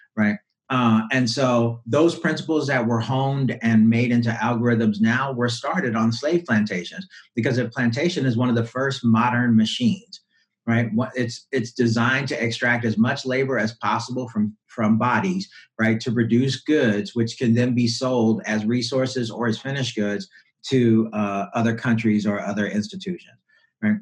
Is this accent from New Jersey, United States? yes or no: no; Louisiana, United States; I was raised in Louisiana